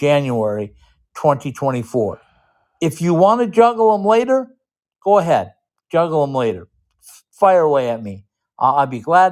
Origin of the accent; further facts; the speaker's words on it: Minnesota, United States; I'm from Minnesota.